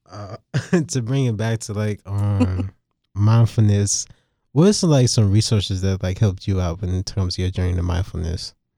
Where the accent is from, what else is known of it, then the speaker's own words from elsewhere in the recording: New York City, New York, United States; Growing up in New York City, being surrounded by both Jamaicans and Italians